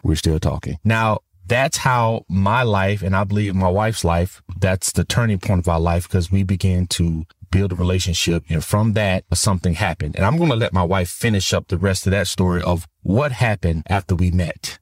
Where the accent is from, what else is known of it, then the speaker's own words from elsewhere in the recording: Florida, United States; moved away as an adult; also born or lived in Tennessee; I'm originally from Florida and my wife is from Tennessee